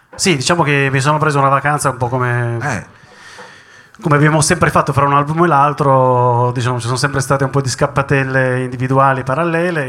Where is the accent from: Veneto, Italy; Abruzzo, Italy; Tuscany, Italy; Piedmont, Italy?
Piedmont, Italy; Turin; noi torinesi